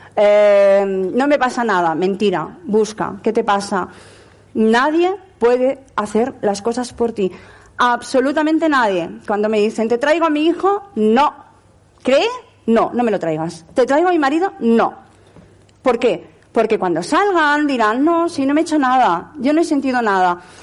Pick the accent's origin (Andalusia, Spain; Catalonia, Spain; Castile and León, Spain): Catalonia, Spain; Barcelona; moved away; also born or lived in Lleida; he vivido en Lleida 22 años, hasta que yo no me adapté a Barcelona, siendo de Barcelona